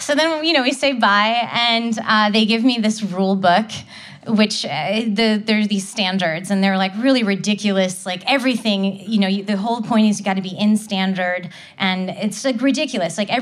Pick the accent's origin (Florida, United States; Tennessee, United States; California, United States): Tennessee, United States; Nashville; I was growing up in Nashville, Tennessee